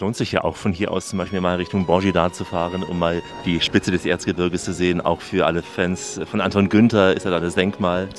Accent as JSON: {"language": "German", "town": "Chemnitz", "region": "Saxony", "country": "Germany", "tie": "born or raised there", "said": "aus meiner Heimatstadt Chemnitz"}